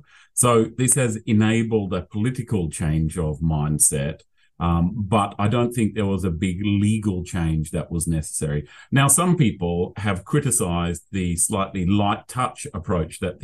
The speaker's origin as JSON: {"language": "English", "country": "Australia", "accent": "Australian", "moved": "yes", "lives_now": "United Kingdom", "said": "my Australian accent"}